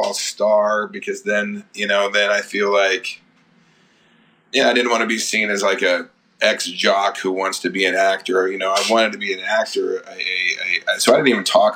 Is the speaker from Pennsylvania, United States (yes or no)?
no; Colorado, United States; also born or lived in Nebraska; I was born in Nebraska, but I grew up in Colorado